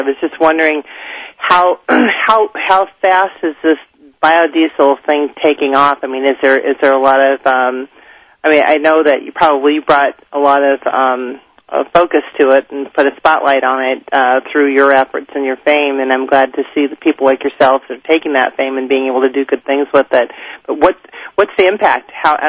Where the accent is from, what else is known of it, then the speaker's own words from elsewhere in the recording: Northern California, United States; I'm from Northern California.